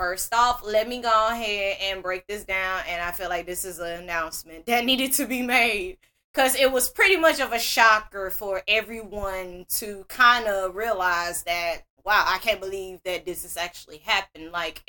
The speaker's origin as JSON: {"language": "English", "town": "Greenville", "region": "Mississippi", "country": "United States", "tie": "born or raised there", "said": "Now, I am a born and raised Mississippian, for those that don't know. I was born in Greenville on the east side."}